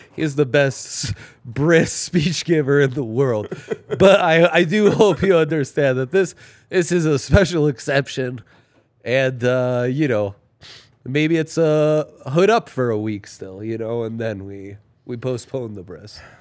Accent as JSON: {"language": "English", "country": "Italy", "tie": "born or raised there", "moved": "yes", "said": "growing up in Italy"}